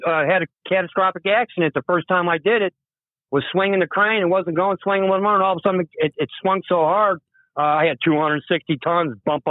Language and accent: English; Park Ridge, Illinois, United States; now in Washington, D.C., United States; We're from Chicago to begin with. My dad was a union sheet metal worker, Local 63, for 33 years.